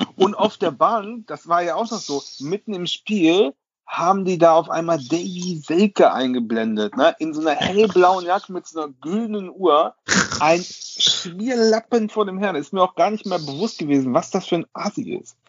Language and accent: German; Osnabrück, Lower Saxony, Germany; now in Cologne, Germany; ich bin ja gebürtiger Osnabrücker, dann nach Köln gezogen